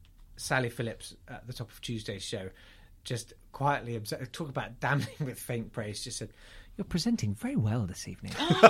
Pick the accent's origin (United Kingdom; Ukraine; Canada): United Kingdom; That's my fucking right as a British man.